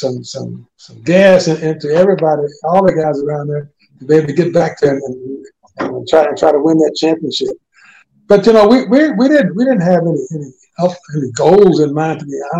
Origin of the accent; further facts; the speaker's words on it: Indianapolis, Indiana, United States; I grew up in Indianapolis, on the west side of town, in the ghetto.